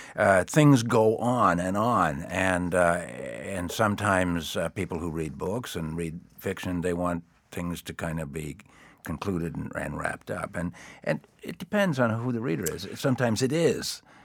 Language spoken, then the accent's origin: English; East Coast, United States; what I grew up with on the East Coast